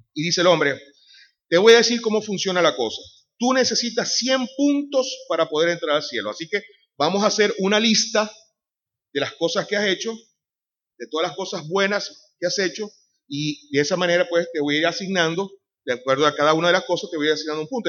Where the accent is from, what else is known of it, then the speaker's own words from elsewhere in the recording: Venezuela; moved away as an adult; also born or lived in Madrid, Spain; now in Sanlúcar de Barrameda, Spain; soy de Venezuela. Tenemos ya cerca de 17 años en España